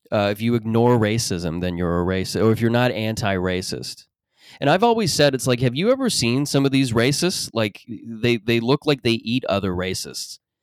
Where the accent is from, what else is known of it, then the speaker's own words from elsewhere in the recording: Mississauga, Ontario, Canada; In Mississauga, where I grew up